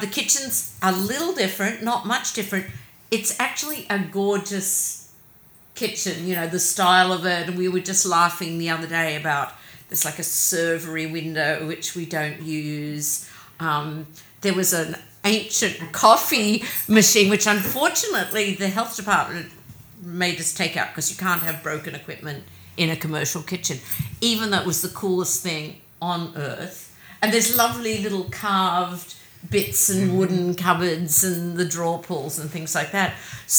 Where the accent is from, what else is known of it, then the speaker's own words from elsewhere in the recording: Australia; also born or lived in London, United Kingdom; now in United States; I'm Australian. I was born in Australia. We moved around every couple of years, so I've always been itinerant there.